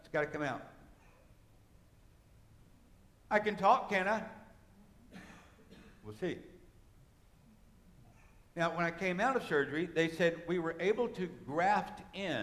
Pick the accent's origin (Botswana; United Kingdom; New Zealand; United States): United States; an American Christian